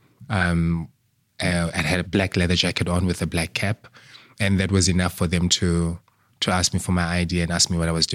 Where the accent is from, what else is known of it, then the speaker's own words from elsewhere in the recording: South Africa; now in United Kingdom; back home in South Africa, where I come from